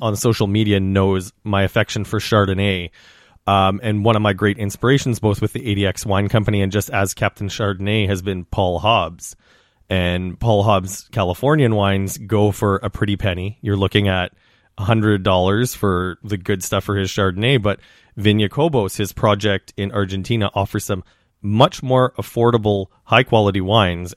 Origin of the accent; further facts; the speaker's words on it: Saskatchewan, Canada; I come from Saskatchewan, which is a region well known for grain, but also for its beef production.